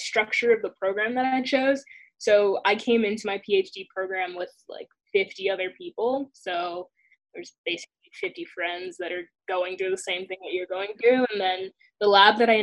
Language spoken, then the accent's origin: English; the South, United States; moved away as an adult; I'm from the South